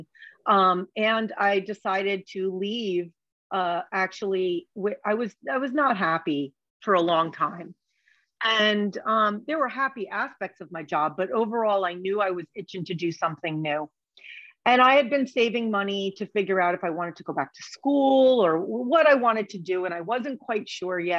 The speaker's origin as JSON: {"language": "English", "region": "New Jersey", "country": "United States", "moved": "yes", "said": "I'm originally from Jersey, and when I moved back to Jersey, as in Asbury Park"}